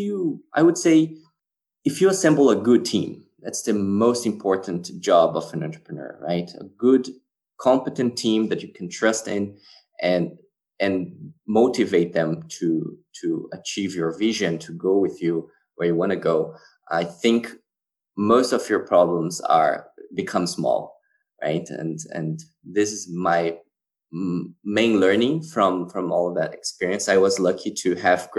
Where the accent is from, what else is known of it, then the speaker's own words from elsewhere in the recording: Brazil; also born or lived in Switzerland / France / Spain / Australia; now in Germany; I'm actually Brazilian. I was born and raised in Brazil